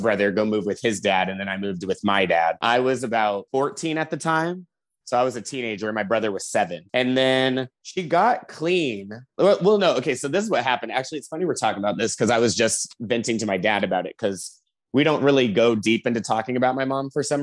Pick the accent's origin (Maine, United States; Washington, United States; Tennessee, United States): Washington, United States; Seattle; moved away as an adult; now in Los Angeles, United States; I'm originally from Seattle